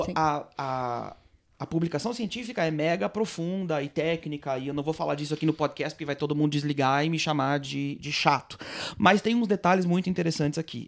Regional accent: Blumenau, Santa Catarina, Brazil; now in Nof HaGalil, Israel; eu sou brasileiro, nascido e criado em Blumenau, Santa Catarina

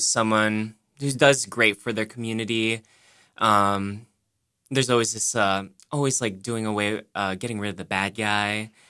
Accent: Saipan, Northern Mariana Islands; now in Boston, United States; I come from Saipan, the Northern Mariana Islands. I've been in Boston since 201

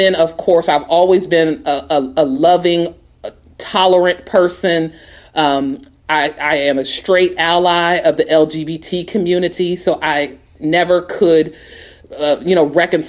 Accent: Portsmouth, Ohio, United States; moved away as an adult; also born or lived in Washington, D.C.; And so I'm from Ohio. I came from Portsmouth, Ohio, small town, and went to Howard University for undergraduate

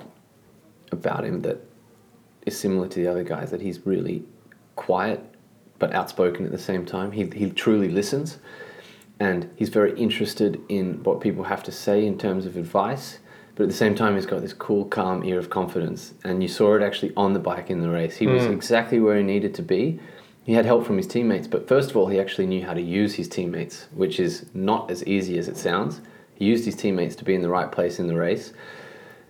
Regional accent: Australia; as an Australian

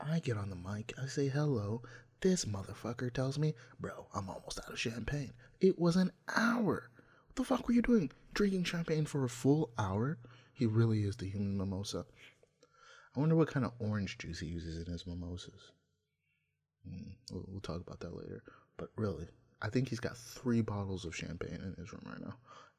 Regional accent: Nigeria; English is a second language; Hey, don't try me or Ghana. Also, I'm from Nigeria.

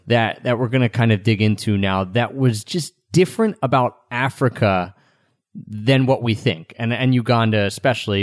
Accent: outside of Philadelphia, Pennsylvania, United States; moved away; also born or lived in Japan; we've grown up never being the minority for us in where we grew up outside of Philadelphia

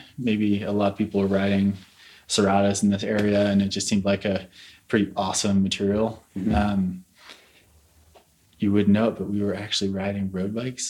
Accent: St. Louis, Missouri, United States; moved away as an adult; now in Boulder, United States; I'm from St. Louis originally.

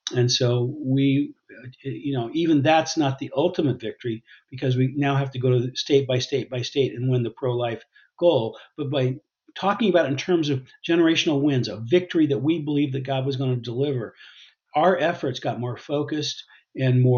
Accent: United States; I'm even more grateful as an American

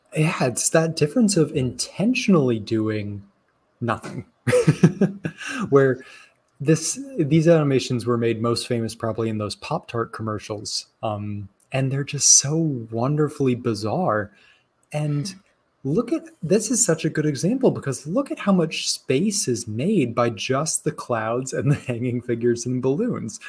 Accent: Arizona, United States; growing up in Arizona

